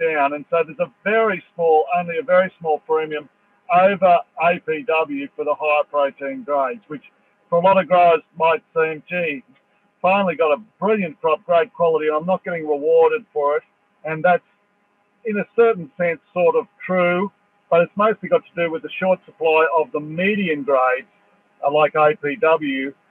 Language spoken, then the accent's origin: English; Dubbo, New South Wales, Australia; I come from Dubbo